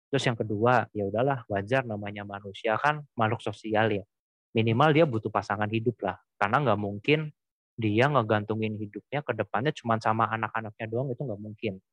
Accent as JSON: {"language": "Indonesian", "town": "Cirebon", "region": "West Java", "country": "Indonesia", "tie": "born or raised there", "said": "kalau dulu kan di kampung halamanku di uh, ini Cirebon kan kota kecil ya"}